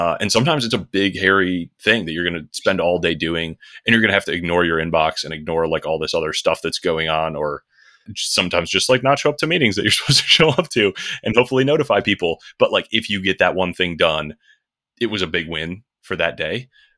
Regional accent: Michigan, United States; I grew up just outside Detroit in Michigan. Grew up in kind of a small business family

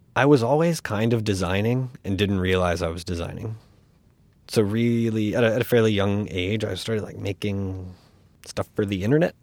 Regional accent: Florida, United States; also born or lived in North Carolina / Virginia; now in New York, United States; where I grew up in Florida

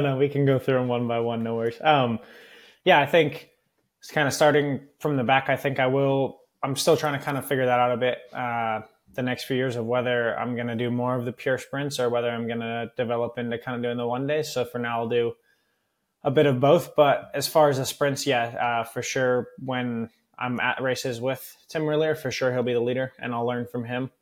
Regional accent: Northern California, United States; moved away as an adult; I grew up in Northern California racing a lot of the local crits and road races

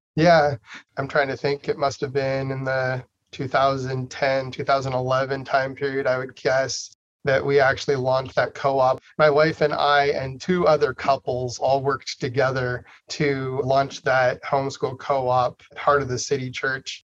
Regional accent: Idaho, United States; I was born and raised in Idaho

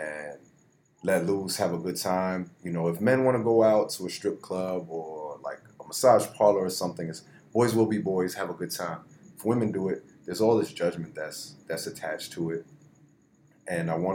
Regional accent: New Jersey, United States; moved away as an adult; now in Florida, United States; I'm from Jersey

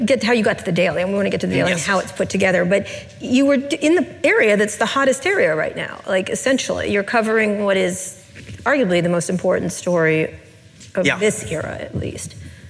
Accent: San Francisco, California, United States; I'm a lesbian from San Francisco

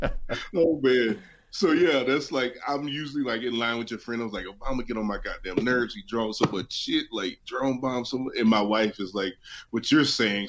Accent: West Virginia, United States; born or raised there; moved away as an adult; also born or lived in Denver

